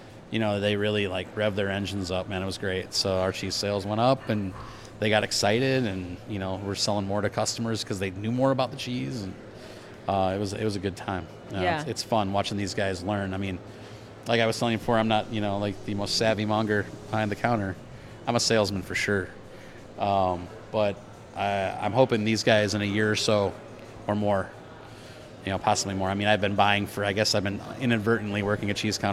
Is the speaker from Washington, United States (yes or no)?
no; South Dakota, United States; I'm this dude from South Dakota.